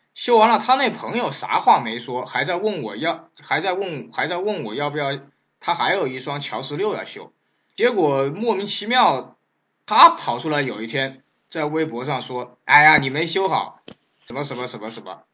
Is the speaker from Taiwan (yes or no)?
no; China; 我们中国人的这个投保意识非常差